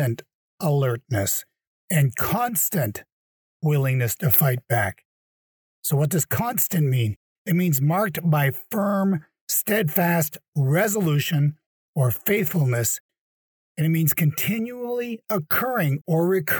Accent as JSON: {"language": "English", "country": "Canada", "tie": "born or raised there", "moved": "yes", "said": "my home country, Canada"}